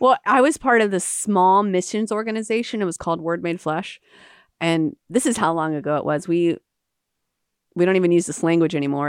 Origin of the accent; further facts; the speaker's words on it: Jacksonville, Florida, United States; also born or lived in Calcutta, India; I came back from India to Jacksonville, and I met women in my own city